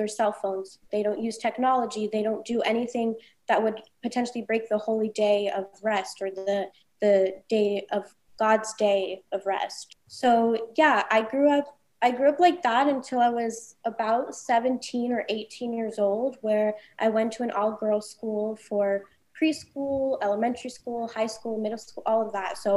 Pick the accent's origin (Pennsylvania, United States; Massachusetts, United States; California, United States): California, United States; Los Angeles; I was literally born and raised on Sunset Boulevard within this community.